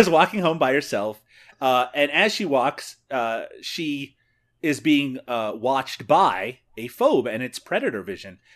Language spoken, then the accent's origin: English; Ontario, Canada; accent: Canadian; I have my own Canadian accent issues.